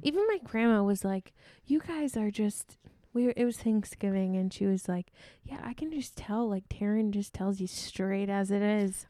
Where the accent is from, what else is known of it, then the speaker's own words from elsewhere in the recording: Sioux Falls, South Dakota, United States; moved away as an adult; also born or lived in Iowa; I've always moved with my parents. Like, I moved from Iowa to Sioux Falls